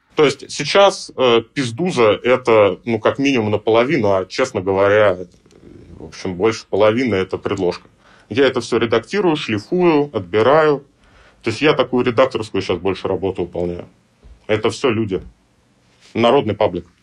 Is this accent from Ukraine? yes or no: no; Russia; я из России